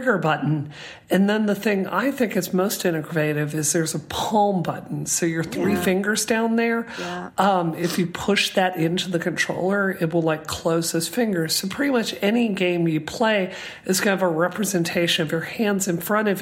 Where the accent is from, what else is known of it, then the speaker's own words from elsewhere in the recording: Mississippi, United States; I grew up in Mississippi